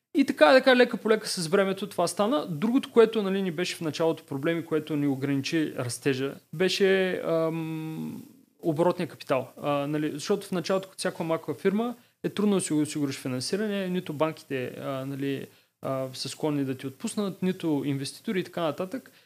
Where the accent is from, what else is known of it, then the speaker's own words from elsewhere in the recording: Varna, Varna Province, Bulgaria; аз съм от Варна и тогава в а, него период бях във Варна